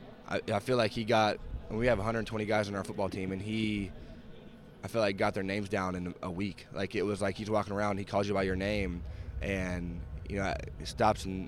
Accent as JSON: {"language": "English", "town": "Kansas City", "region": "Missouri", "country": "United States", "said": "here I am from Kansas City, Missouri"}